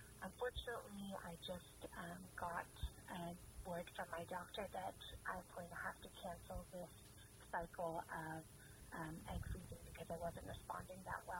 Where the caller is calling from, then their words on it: Los Angeles, California, United States; I'm calling you from Los Angeles. I just wanted to call in because I am 34 years old